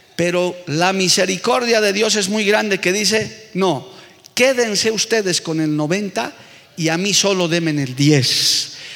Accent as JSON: {"language": "Spanish", "country": "Bolivia", "said": "yo como muchos bolivianos vengo de una familia muy necesitada también"}